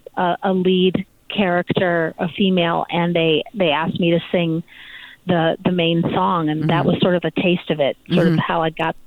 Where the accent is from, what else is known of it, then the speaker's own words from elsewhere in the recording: Los Altos, California, United States; I'm originally from Northern California, actually a very small little village called Los Altos, just south of San Francisco.